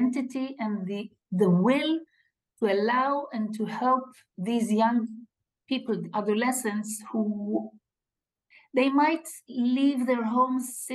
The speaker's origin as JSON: {"language": "English", "town": "Kiryat Tivon", "region": "Northern District", "country": "Israel", "tie": "born or raised there", "second_language": "English", "moved": "yes", "lives_now": "Givatayim, Israel", "said": "I was born and raised in the Jezreel Valley in a place called Tivon"}